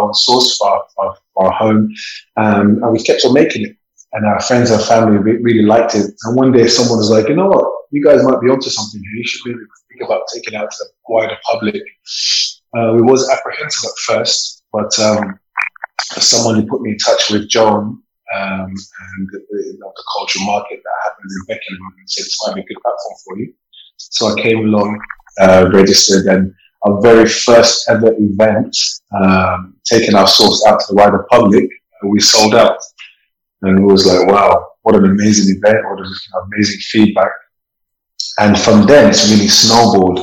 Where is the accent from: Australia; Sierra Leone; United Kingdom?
Sierra Leone; moved away; I'm from Sierra Leone